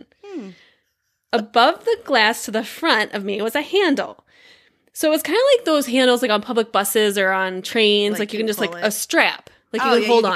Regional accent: United States; I'm American

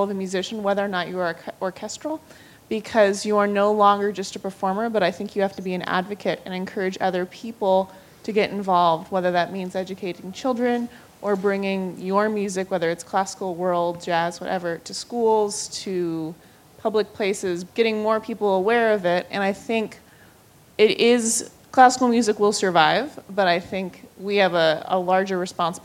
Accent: United States; I'm American

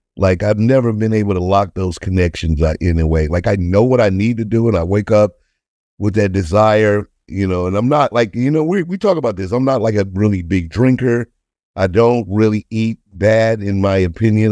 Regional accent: St. Louis, Missouri, United States; I'm from Saint Louis, uh, single parent house

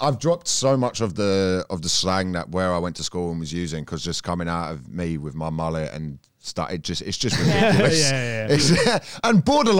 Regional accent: Thornton Heath, Croydon, London, United Kingdom; where I come from, Ford Heath, like it's the accent basically everyone has, or Croydon anyway.

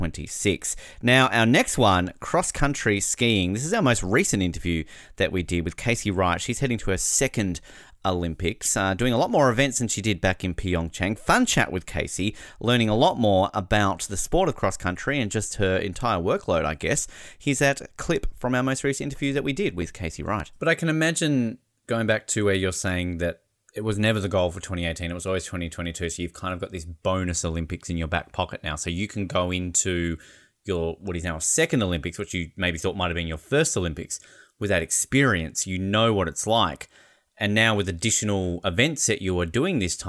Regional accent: Australia; as an Australian

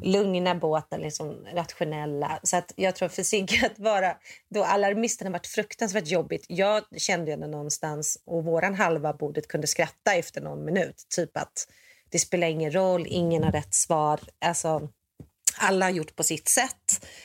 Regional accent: Sweden; now in United States; jag är ju svensk

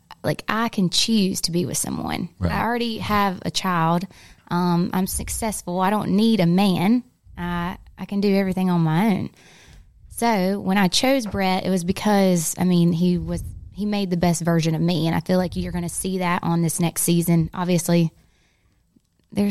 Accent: United States; accent: country; my country accent

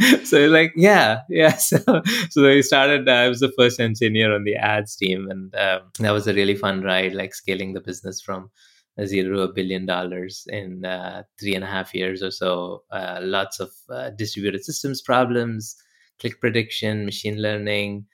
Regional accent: India; moved away; I grew up in India

